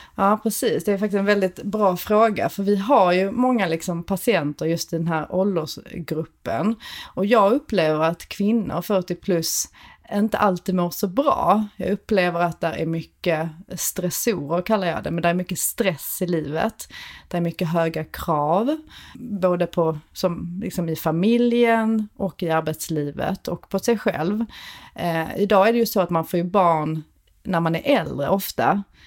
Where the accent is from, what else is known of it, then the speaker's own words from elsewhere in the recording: Malmö, Skåne, Sweden; kommer från Malmö, vilket man hör på min accent